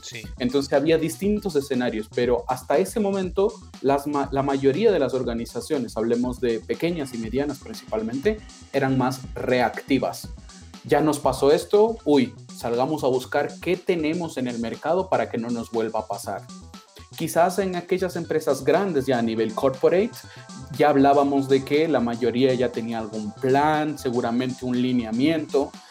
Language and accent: Spanish; Ecuador; moved away as an adult; also born or lived in Argentina; yo nací en Ecuador, soy ecuatoriano